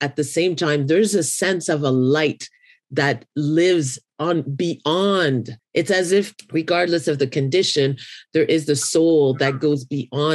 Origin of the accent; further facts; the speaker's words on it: Haiti; I come from Haiti